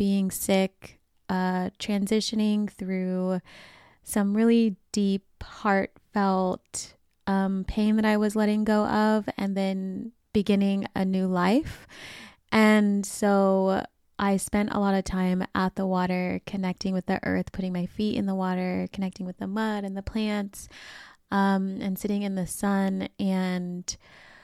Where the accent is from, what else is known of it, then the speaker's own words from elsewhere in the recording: Sacramento, California, United States; my hometown of Sacramento